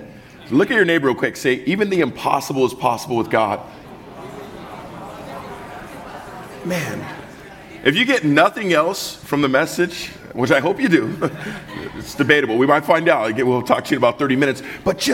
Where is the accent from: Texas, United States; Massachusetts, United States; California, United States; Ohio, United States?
California, United States; Southern; I'm from the South, Southern California